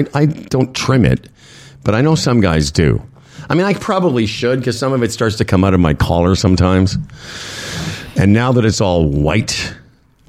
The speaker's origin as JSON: {"language": "English", "town": "Moose Jaw", "region": "Saskatchewan", "country": "Canada", "tie": "born or raised there", "said": "we grew up in Moose Jaw"}